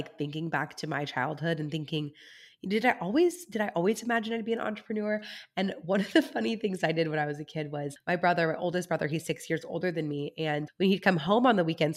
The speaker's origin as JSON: {"language": "English", "area": "Central Coast", "region": "California", "country": "United States", "tie": "born or raised there", "said": "right here in my hometown area"}